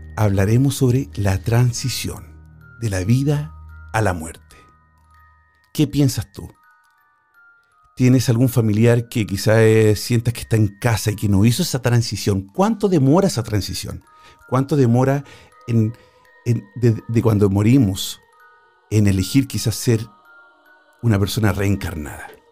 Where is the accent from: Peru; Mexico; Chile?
Chile; now in Spain; Chile, de mi país natal.